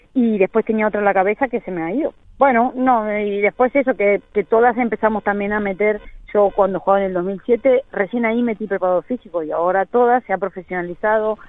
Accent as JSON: {"language": "Spanish", "country": "Argentina"}